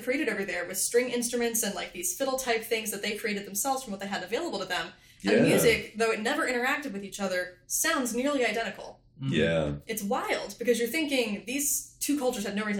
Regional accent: West Virginia, United States; I grew up in West Virginia

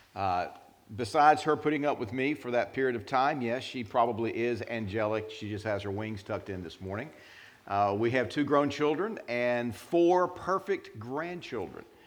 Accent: North Carolina, United States; we are from North Carolina

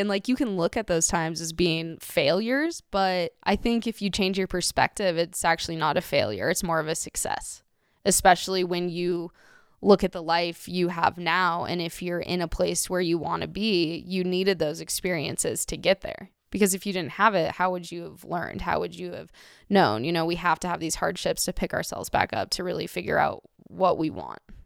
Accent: Golden, Colorado, United States; moved away as an adult; also born or lived in Thailand; I grew up in Golden, Colorado, which is a very white place

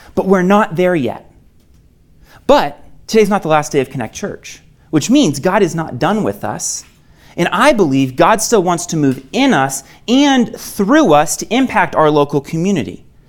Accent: Maine, United States; moved away as an adult; I'm originally from Maine, came out here for college

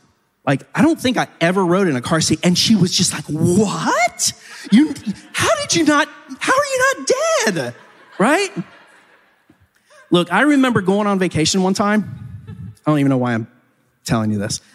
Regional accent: United States; I find myself as an American in the 21st century

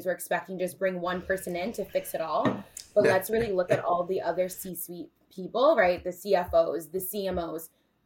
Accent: Indiana, United States; moved away as an adult; now in New York City, United States; just a girl from Indiana

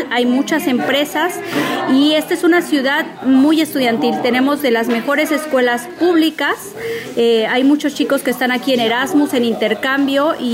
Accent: Veracruz, Mexico; also born or lived in Puebla; Eh, básicamente yo me podría considerar jarocha Jarocha del Norte, porque ya es frontera con Tamaulipas, pero también de Feña y Poblana. Prácticamente mi infancia la viví entre estas tres regiones.

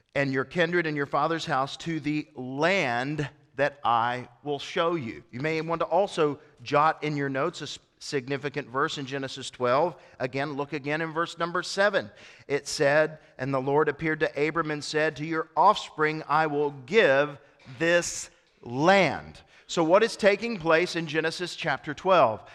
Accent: East Tennessee, United States; I was born in East Tennessee

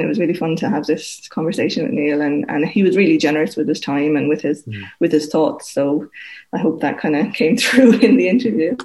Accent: County Wexford, Leinster, Ireland; I'm from County Wexford, and um, my parents are there

